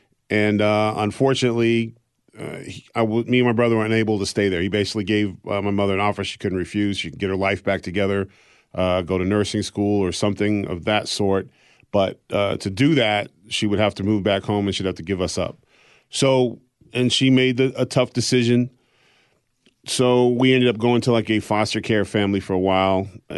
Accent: Exeter, New Hampshire, United States; born there; But so I was born actually in Exeter, New Hampshire, because that was the only hospital

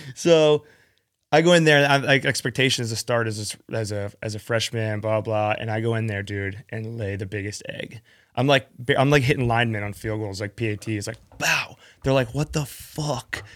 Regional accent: Atlanta, Georgia, United States; born or raised there; also born or lived in West Palm Beach, Florida

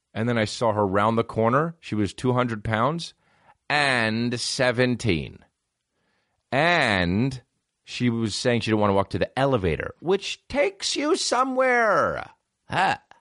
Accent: New Jersey, United States; all my mom does is get me New Jersey stuff 'cause we're from New Jersey

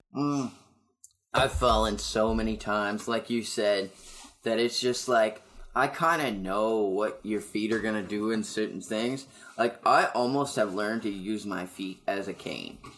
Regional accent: Amherst, Nova Scotia, Canada; now in Moncton, Canada; I'm opening up for him in my hometown

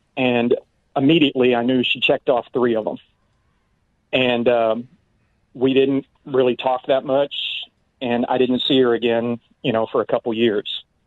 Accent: Mountain Home, Arkansas, United States; I was in and out of my hometown

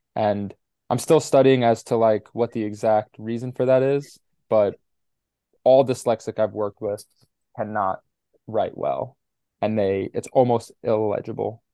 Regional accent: New York City, New York, United States; growing up in New York City

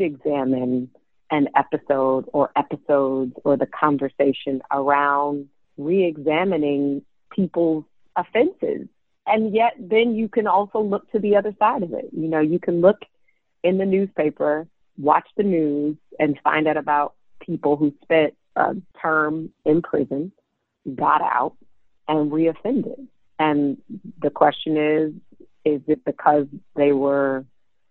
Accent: Detroit, Michigan, United States; growing up in Detroit in the late 80s, early 90s

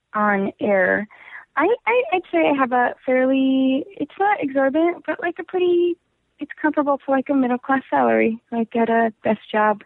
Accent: Golden Valley, Minnesota, United States; I'm from Minnesota. I'm from like a first ring suburb of Minneapolis.

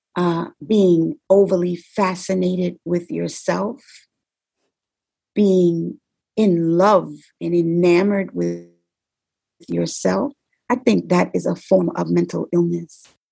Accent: New York City, New York, United States; I'm from the Bronx

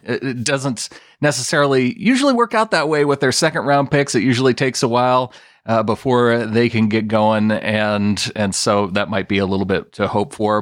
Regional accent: Montana, United States; a local show here in my hometown in Montana

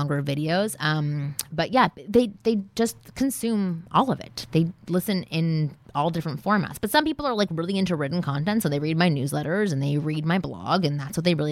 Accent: Canada; moved away as an adult; now in Los Angeles, United States; I was from Canada. I had just moved here

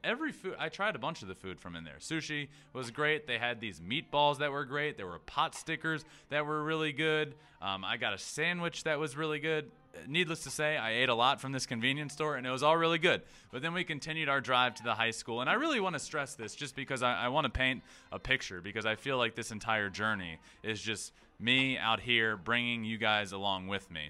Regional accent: Goochland, Virginia, United States; I'm from a very small town called Goochland, Virginia.

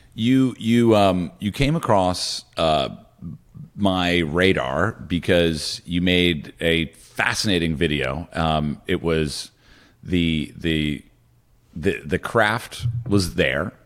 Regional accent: Morristown, New Jersey, United States; moved away; also born or lived in Laurel Canyon, Los Angeles; I'm also from New Jersey.

